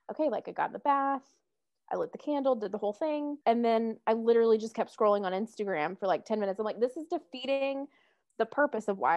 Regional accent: the South, United States; If you can tell, I grew up in the South.

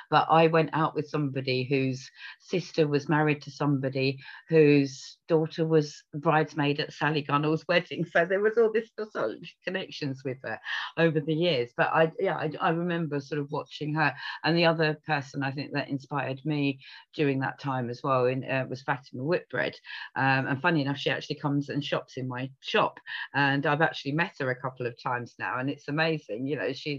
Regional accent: Essex, East of England, United Kingdom; I was from Essex

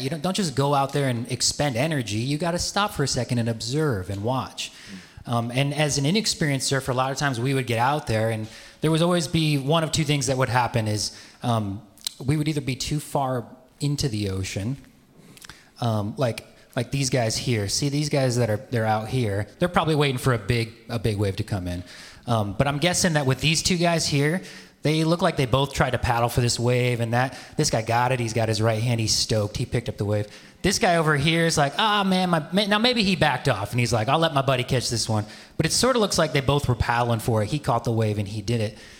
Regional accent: Midwest, United States; moved away; I grew up in the Midwest.

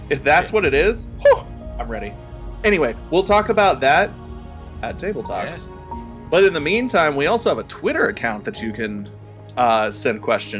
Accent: the South, United States; because a lot of us grew up with the boys don't cry attitude, especially if we're from the South.

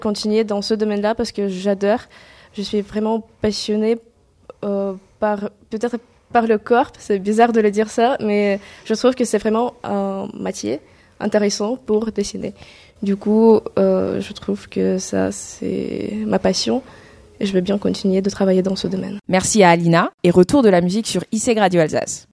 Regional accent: Kazakhstan; French is a second language; moved away as an adult; now in France; je suis une étrangère, je viens de Kazakhstan. Et ça fait déjà trois ans et demi que j'habite ici en France et ça fait déjà trois ans et demi que j'apprends français.

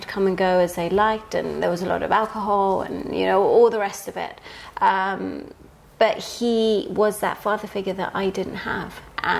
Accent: Medellin, Antioquia, Colombia; Yeah, so I was born in Colombia in the 80s. And I know sort of now it's all really sensationalized with sort of narcos and everything else, but back then it was sort of really raw. We lived in Medellin in a barrio called Manrique

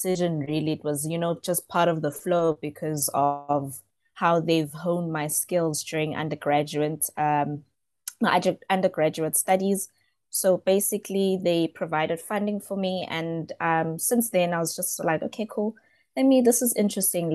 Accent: Johannesburg, Gauteng, South Africa; I'm from Johannesburg South. I've been here all my life.

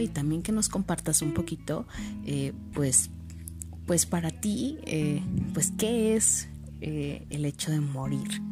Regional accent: Mexico; somos mexicanos y celebramos un día eh, al año precisamente a esto, a los muertos.

